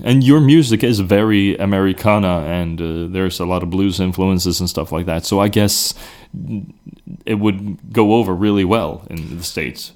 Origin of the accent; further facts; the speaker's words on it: Sweden; accent: regional accent; English is a second language; I was Swedish